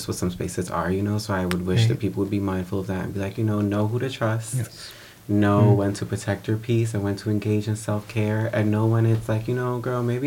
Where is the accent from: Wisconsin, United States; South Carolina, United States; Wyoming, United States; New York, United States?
New York, United States; New York City; I grew up in the Bronx